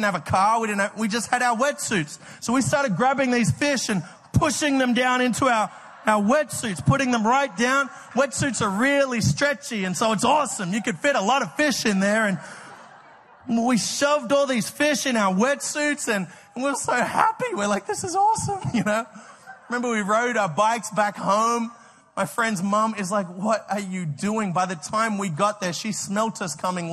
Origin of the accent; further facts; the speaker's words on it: Australia; moved away; I grew up in Australia